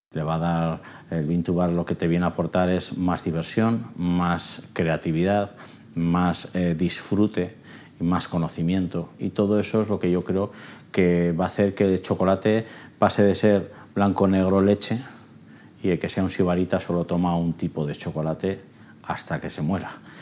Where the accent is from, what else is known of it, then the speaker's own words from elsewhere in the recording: Logroño, La Rioja, Spain; also born or lived in Soria; Yo al final nacer nací en Soria. Me vine a vivir a los dos años a Logroño, o sea, soy soriano. Me, me considero riojano, sin duda.